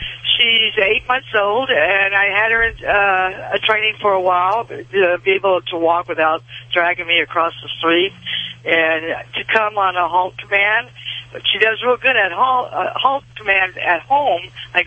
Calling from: Oklahoma, United States; Well, right now I'm in Oklahoma.

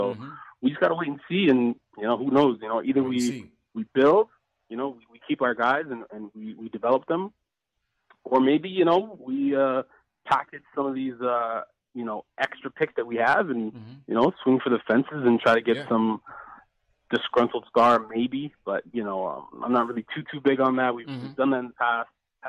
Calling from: Edmonton, Alberta, Canada; I'm calling from Alberta, Edmonton, Alberta.

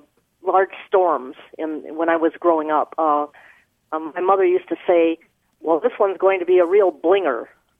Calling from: Carmel, Indiana, United States; I'm calling from Carmel, Indiana.

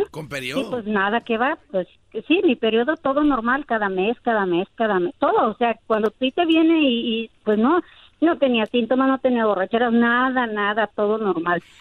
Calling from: Los Angeles, California, United States; Te llamo, te llamo de aquí, de Boyle Heights.

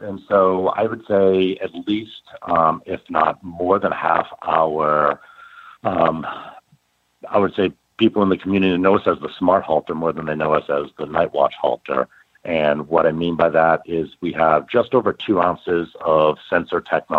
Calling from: Austin, Texas, United States; Yeah, well, I'm actually very glad to say I'm back in Austin, Texas.

